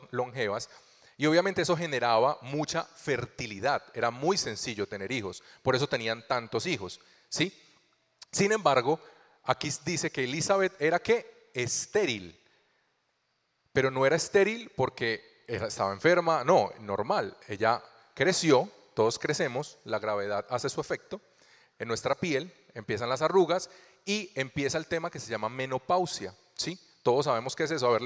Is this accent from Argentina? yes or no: no; Colombia; also born or lived in Venezuela; Hace ocho años llegamos aquí a Colombia desde Venezuela. Yo soy colombiano, conocí al amor de mi vida en Venezuela